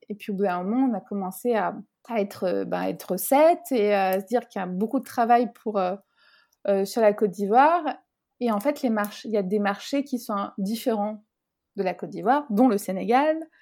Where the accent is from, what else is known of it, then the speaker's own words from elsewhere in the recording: France; je viens de France